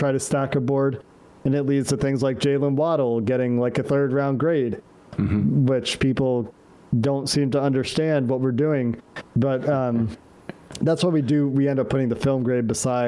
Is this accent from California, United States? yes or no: no; Cincinnati, Ohio, United States; moved away as an adult; now in Canada; I'm from the United States. I grew up in Cincinnati, but I live in Canada